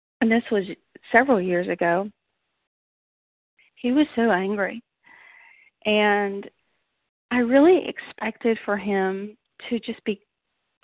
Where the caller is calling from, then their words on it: Knoxville, Tennessee, United States; I'm calling from Knoxville, Tennessee